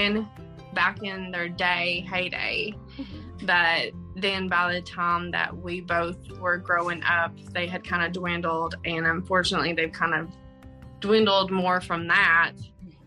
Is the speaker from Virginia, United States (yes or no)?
yes; Honaker, Virginia, United States; now in Washington County, Virginia, United States; we're both from Southwest Virginia. I'm from Honeacre, which is in Russell County